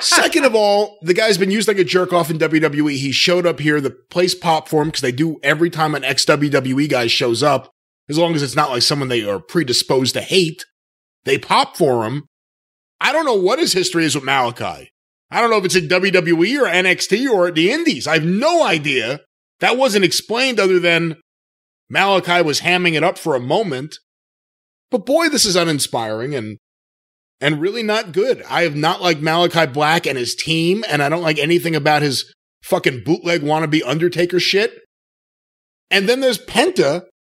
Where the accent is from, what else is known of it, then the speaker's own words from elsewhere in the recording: Long Island, New York, United States; I grew up on Long Island